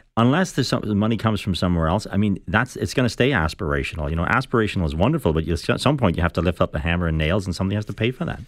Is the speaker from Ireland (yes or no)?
yes; Ireland; now in Toronto, Canada; I'm from Ireland.